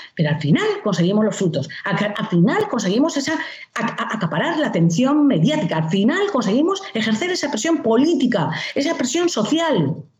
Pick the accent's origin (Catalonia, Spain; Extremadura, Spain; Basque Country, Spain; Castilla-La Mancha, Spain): Basque Country, Spain; moved away as an adult